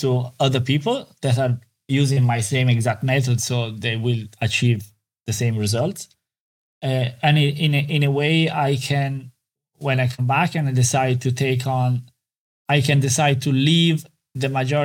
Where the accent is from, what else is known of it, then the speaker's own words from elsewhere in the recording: Italy; moved away as an adult; now in Ireland; growing up in Italy